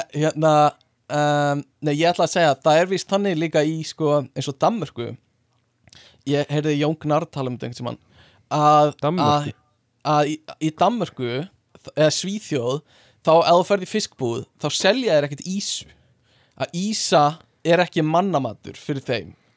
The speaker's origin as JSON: {"language": "Icelandic", "country": "Iceland", "said": "við erum Íslendingar"}